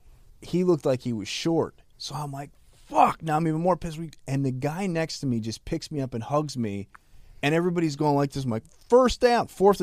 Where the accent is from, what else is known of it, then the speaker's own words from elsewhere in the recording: Hazleton, Pennsylvania, United States; manager from the World Series winning Cubs is from my hometown, Joe Madden.